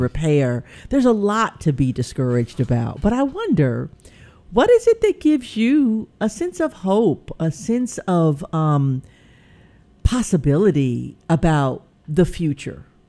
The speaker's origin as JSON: {"language": "English", "town": "Pine Bluff", "region": "Arkansas", "country": "United States", "tie": "born or raised there", "said": "when I was growing up in Pine Bluff, Arkansas."}